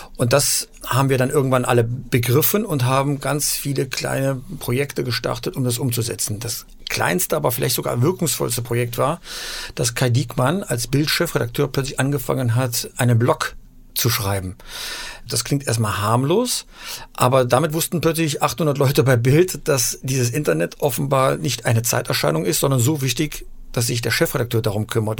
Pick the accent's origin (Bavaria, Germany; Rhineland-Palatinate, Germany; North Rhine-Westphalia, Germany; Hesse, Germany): North Rhine-Westphalia, Germany; Eifel; moved away as an adult; also born or lived in Aachen / Halle an der Saale / Munich; now in Hamburg, Germany; Ich bin ja in Aachen geboren und in der Eifel aufgewachsen